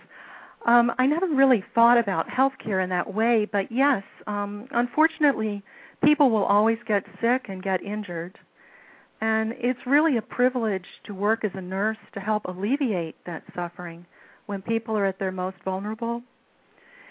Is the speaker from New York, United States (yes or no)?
no; Washington, District of Columbia, United States; I grew up here in the Washington, D.C. area.